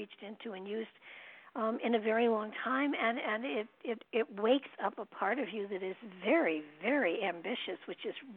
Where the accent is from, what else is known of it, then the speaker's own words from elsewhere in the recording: New York, United States; moved away as an adult; now in Connecticut, United States; I'm a New Yorker too